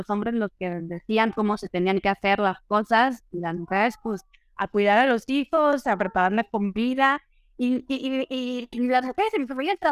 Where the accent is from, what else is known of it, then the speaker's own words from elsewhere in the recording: Aguascalientes, Mexico; also born or lived in Mexico City; now in Italy; nací en Ciudad de México. Me, me mudé muy chica al, a la, a la provincia, Aguascalientes me considero más de Aguascalientes que, que Chilanda.